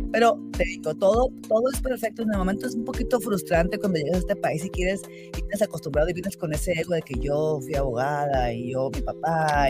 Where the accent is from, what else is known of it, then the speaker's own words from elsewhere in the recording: Sonora, Mexico; moved away as an adult; now in Utah, United States; Yo soy de Sonora, la parte norte de Sonora del borde con, Arizona